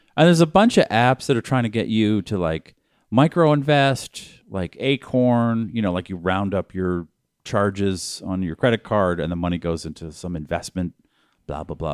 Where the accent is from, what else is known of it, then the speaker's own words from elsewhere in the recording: Newton, Massachusetts, United States; From my hometown.